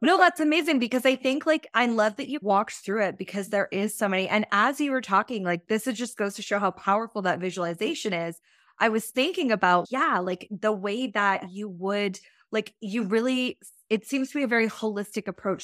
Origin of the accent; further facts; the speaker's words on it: England, United Kingdom; moved away; England is actually where I was born and where I'm from